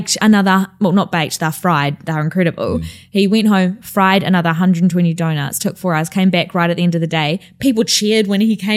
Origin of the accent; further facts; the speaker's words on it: Christchurch, Canterbury, New Zealand; now in London, United Kingdom; I come from Christchurch, which is in the middle of the South Island.